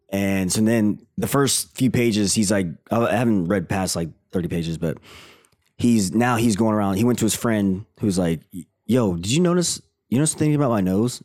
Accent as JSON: {"language": "English", "region": "Tennessee", "country": "United States", "tie": "born or raised there", "moved": "yes", "said": "I grew up in Tennessee"}